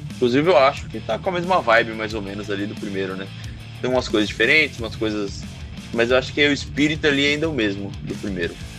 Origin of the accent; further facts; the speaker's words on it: Ubatuba, São Paulo, Brazil; a gente é de Ubatuba